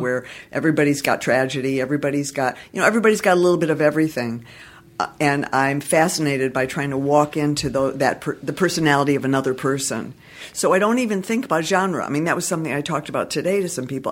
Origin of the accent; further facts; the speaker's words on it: Detroit, Michigan, United States; now in Los Angeles, United States; I'm from Detroit originally